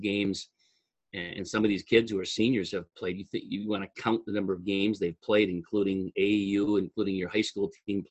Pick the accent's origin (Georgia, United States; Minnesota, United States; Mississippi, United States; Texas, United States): Minnesota, United States; Mankato; I'm from Mankato. I am the welcome back Cotter, I guess, for those of you who are old enough to appreciate some of that. I went to Mankato East, graduated '84